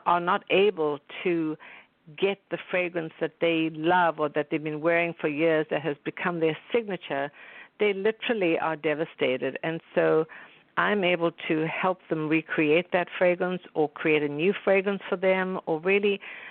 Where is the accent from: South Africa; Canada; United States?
South Africa; moved away; growing up in South Africa